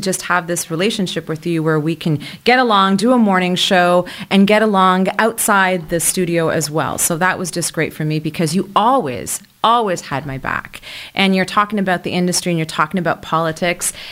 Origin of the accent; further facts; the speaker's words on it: Montreal, Quebec, Canada; We're both born and raised in Montreal